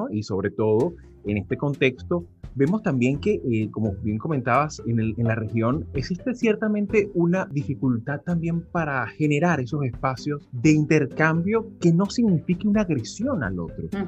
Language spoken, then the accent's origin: Spanish; Venezuela; De hecho, yo como venezolano he sufrido en carne propia lo que ha sido como una narrativa hegemónica desde el Estado